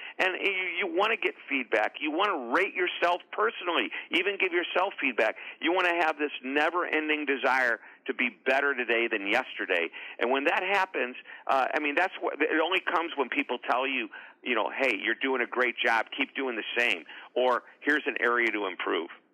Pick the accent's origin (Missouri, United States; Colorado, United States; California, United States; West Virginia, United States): Missouri, United States; St. Louis; I'm from a suburb just outside of St. Louis